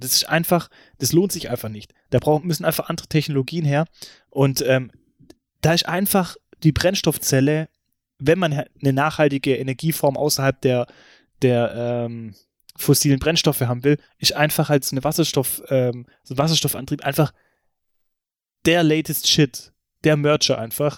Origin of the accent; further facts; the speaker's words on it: Stuttgart, Baden-Württemberg, Germany; bei uns in Stuttgart